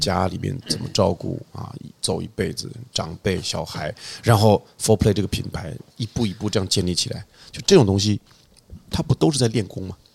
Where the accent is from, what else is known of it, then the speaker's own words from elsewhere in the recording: Tianjin, China; 这是我的原生，原生风景